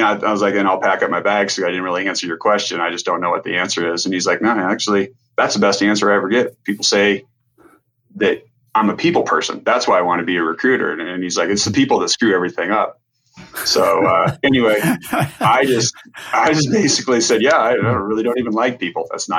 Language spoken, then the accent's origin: English; Nebraska, United States; moved away; growing up in Nebraska